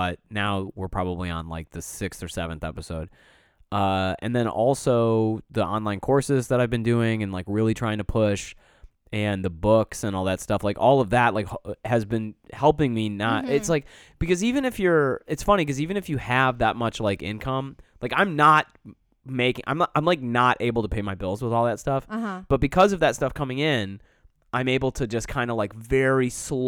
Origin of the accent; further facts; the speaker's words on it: Bronx, New York, United States; I'm from the Bronx.